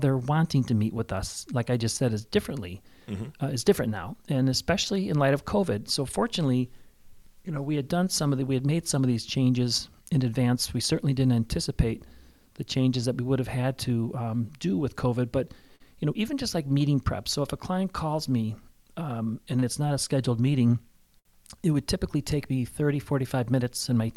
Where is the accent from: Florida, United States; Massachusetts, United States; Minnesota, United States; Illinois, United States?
Illinois, United States; Chicago; now in Valparaiso, United States; I'm from Chicago, but I didn't want to move back into Chicago. I love Valparaiso.